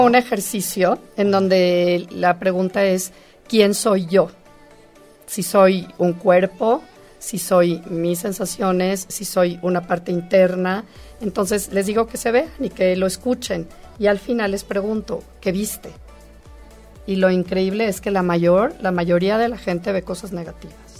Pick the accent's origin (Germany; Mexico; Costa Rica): Mexico; nosotros como mexicanos